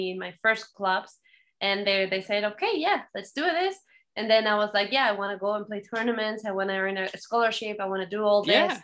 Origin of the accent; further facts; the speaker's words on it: Morelos, Mexico; I'm from Morelos, which is 2 hours south of Mexico City